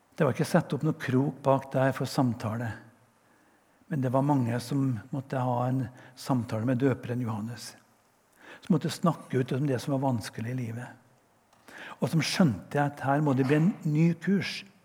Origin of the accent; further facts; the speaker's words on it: west of Namsos, Trøndelag, Norway; accent: Trønder; jeg er jo trønder, som dere hører. Jeg kommer fra en plass vest for Namsos.